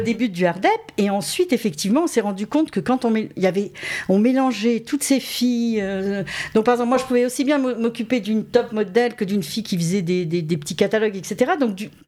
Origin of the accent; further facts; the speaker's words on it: Saint-Raphaël, Provence-Alpes-Côte d'Azur, France; moved away; quand j'étais très jeune, je vivais à Saint-Raphaël